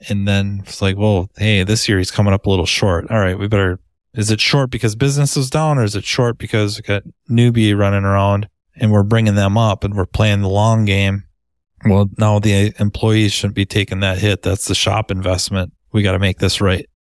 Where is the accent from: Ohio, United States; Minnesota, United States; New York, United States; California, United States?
Minnesota, United States; accent: Minnesota; Minnesota, usually the accent gives it away or they, people think I'm from Canada